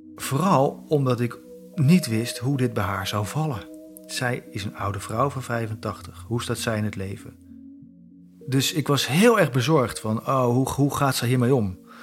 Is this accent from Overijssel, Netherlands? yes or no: no; Zutphen, Gelderland, Netherlands; Ik zeg ja, Zutphen.